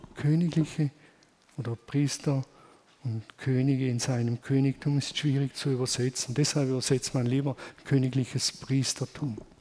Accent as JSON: {"language": "German", "country": "Germany", "said": "Wir sind halt Deutsche"}